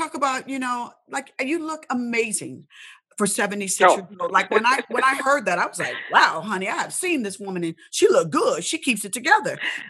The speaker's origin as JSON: {"language": "English", "town": "Indianapolis", "region": "Indiana", "country": "United States", "tie": "born or raised there", "moved": "yes", "said": "growing up in Indianapolis, Indiana"}